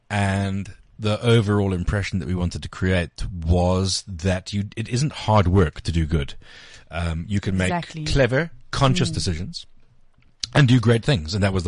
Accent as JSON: {"language": "English", "town": "Benoni", "region": "Gauteng", "country": "South Africa", "said": "I'm from Benoni."}